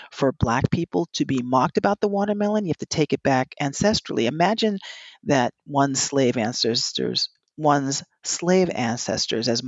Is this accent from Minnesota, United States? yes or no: no; Princeton Junction, New Jersey, United States; That's what I grew up doing in Princeton Junction, New Jersey, because that's what we did in Cuba.